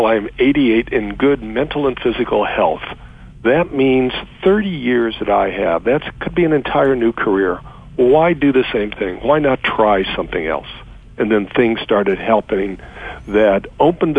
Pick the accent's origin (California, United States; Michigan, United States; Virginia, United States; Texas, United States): California, United States; Los Angeles; born and raised in Los Angeles